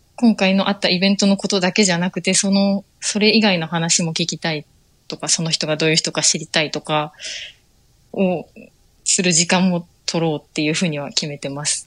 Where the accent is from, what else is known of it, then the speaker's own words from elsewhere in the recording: Akashi, Hyogo, Japan; also born or lived in Tokyo; 生まれも明石、あの、兵庫の明石です